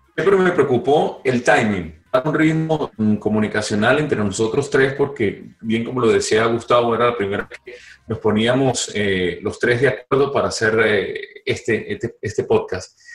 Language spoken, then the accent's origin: Spanish; Venezuela; moved away; los tres somos venezolanos, los tres dejamos el país